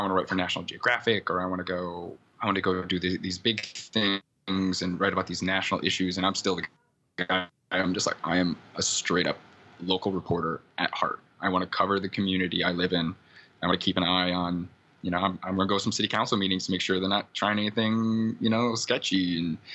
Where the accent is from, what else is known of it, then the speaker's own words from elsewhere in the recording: Iowa, United States; now in Oakland, United States; I'm from Iowa.